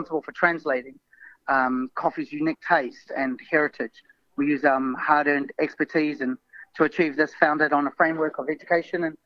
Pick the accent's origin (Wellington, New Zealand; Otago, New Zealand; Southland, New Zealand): Wellington, New Zealand; moved away as an adult; now in London, United Kingdom; I was brought up in New Zealand, but my mother is English.